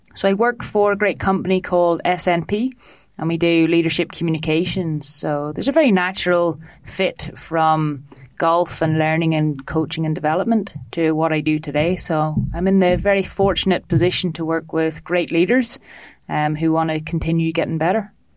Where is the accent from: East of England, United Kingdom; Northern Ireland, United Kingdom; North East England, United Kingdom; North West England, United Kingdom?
Northern Ireland, United Kingdom; foothills of the Mourne Mountains; now in Dublin, Ireland; from northern ireland um, in the little foothills of the mourne mountains